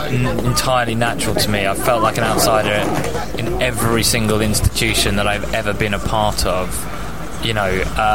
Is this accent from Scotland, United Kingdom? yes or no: no; London, United Kingdom; also born or lived in Nottingham; I was raised in London